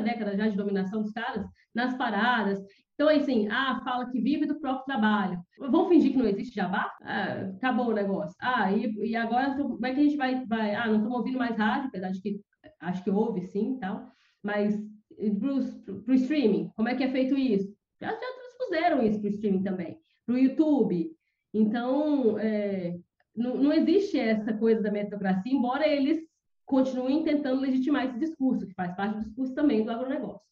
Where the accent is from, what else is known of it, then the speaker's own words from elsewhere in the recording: interior of Minas Gerais, Brazil; moved away; sou do interior, né? Minha cidade é uma cidade empobrecida do, do interior de Minas Gerais